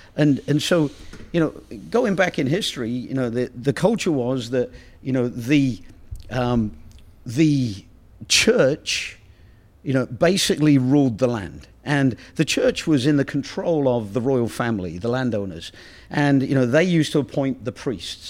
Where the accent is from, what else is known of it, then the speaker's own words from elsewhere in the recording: Oxford, South East England, United Kingdom; moved away; I come from Oxford